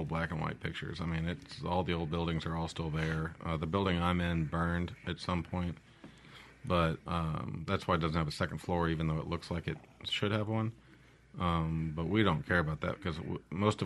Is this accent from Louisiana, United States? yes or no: yes; Monroe, Louisiana, United States; moved away as an adult; also born or lived in Hawaii; now in Mississippi, United States; I'm from Hawaii, and I moved to Monroe when I was 7, and I left when I was 18 to join the military